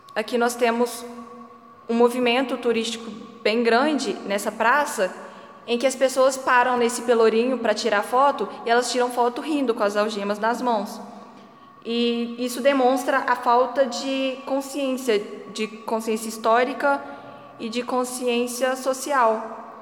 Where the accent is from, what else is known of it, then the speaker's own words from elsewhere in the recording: Resende Costa, Minas Gerais, Brazil; moved away as an adult; now in Mariana, Brazil; E eu venho de Resende Costa, que é uma cidade dita histórica também